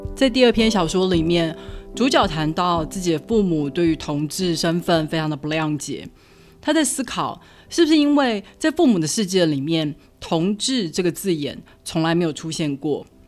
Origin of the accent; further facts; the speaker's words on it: Taiwan; moved away; also born or lived in Denver, United States; 即使是我一个土生土长的台湾人